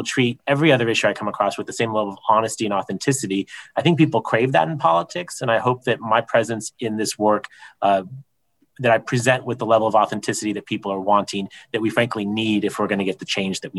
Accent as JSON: {"language": "English", "town": "San Diego", "region": "California", "country": "United States", "tie": "born or raised there", "said": "as much as I would like to be a homeowner in my hometown, and I know that it's difficult for me, I think about the hundreds of thousands, if not more than a million San Diegans"}